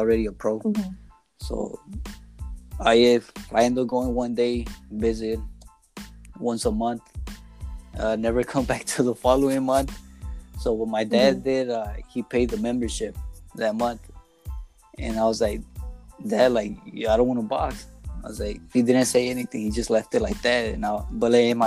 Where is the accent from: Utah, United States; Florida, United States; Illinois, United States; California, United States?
California, United States; Inglewood; I grew up in Inglewood